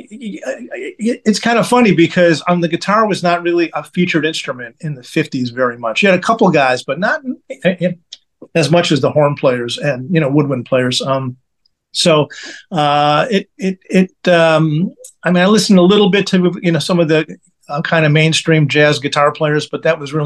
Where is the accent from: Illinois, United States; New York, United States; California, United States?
Illinois, United States; Chicago; now in Kansas City, United States; I grew up in Chicago.